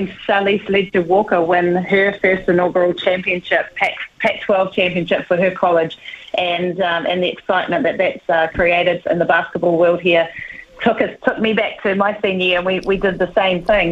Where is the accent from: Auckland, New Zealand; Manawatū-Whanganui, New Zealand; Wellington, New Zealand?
Manawatū-Whanganui, New Zealand; Whanganui; moved away as an adult; I grew up in Whanganui in the 80s